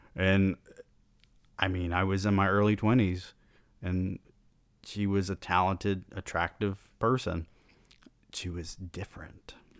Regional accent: the South, United States; I was born in the South

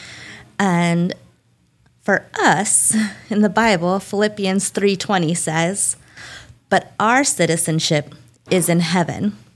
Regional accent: United States; I'm a real bad American

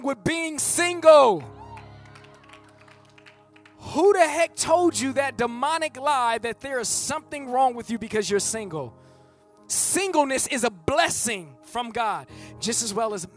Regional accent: Bay Area, California, United States; I'm from the Bay Area. We use that, we talk about popping

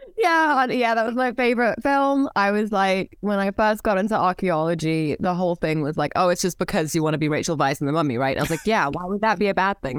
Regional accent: Cairo, Cairo Governorate, Egypt; moved away as an adult; I was born and raised in Cairo.

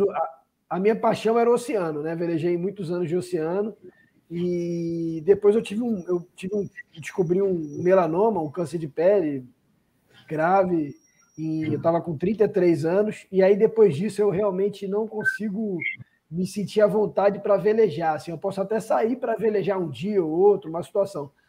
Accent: Rio de Janeiro, Brazil; Eu sou do Rio de Janeiro, né? Sou nascido do Rio de Janeiro

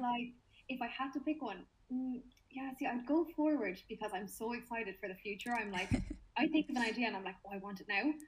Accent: Limerick, Munster, Ireland; I'm 22. I'm from Limerick in Ireland

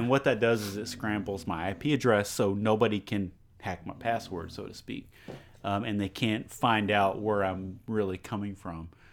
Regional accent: Beaumont, Texas, United States; I love where I live. I love where I'm from

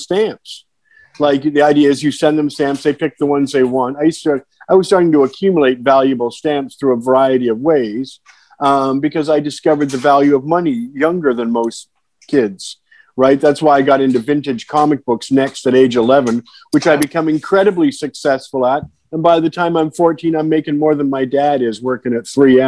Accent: London, Ontario, Canada; now in North Vancouver, Canada; I'm from a little less industrial town, London, Ontario

